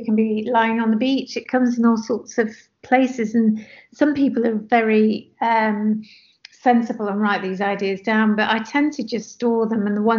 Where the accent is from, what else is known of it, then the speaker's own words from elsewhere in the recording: Nigeria; So growing up in Nigeria at that time and during the Civil War, and being in contact with other expats from different countries